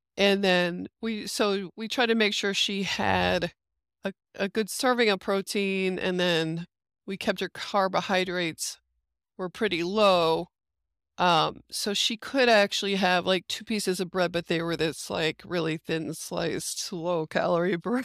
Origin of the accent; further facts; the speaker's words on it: United States; being American